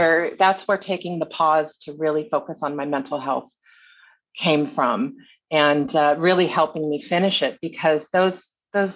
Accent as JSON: {"language": "English", "town": "Honolulu", "region": "Hawaii", "country": "United States", "tie": "born or raised there", "also_born_or_lived": "Burlingame, California", "moved": "yes", "said": "I grew up in Waikiki and I was an adult entertainer."}